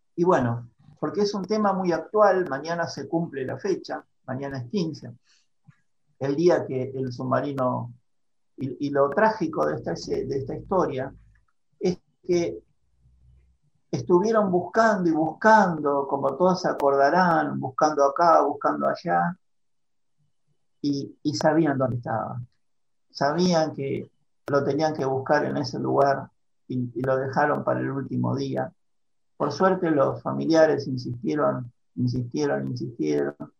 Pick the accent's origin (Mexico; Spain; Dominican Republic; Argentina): Argentina